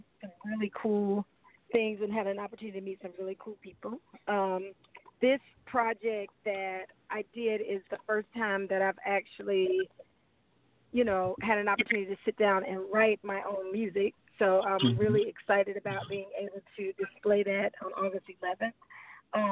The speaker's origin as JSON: {"language": "English", "town": "Columbia", "region": "South Carolina", "country": "United States", "moved": "yes", "lives_now": "Charlotte, United States", "said": "I am originally from Columbia, South Carolina"}